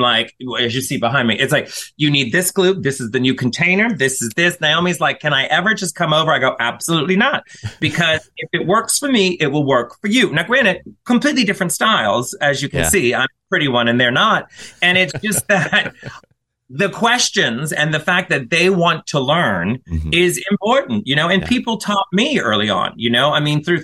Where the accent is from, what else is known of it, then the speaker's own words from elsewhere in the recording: the South, United States; I'm from the South